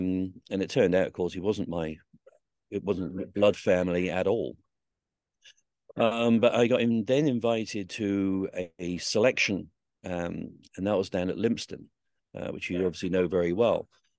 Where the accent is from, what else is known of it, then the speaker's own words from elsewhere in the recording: Southsea, South East England, United Kingdom; So I grew up around the Royal Marines. I used to see them every day down in Southsea on the beach, and went to the museum there, and it just seemed pretty obvious that was going to be my life.